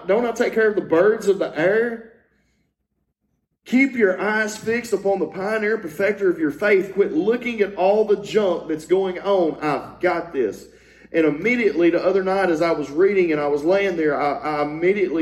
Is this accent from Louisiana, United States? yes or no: yes; Louisiana, United States; I had the privilege of growing up in Louisiana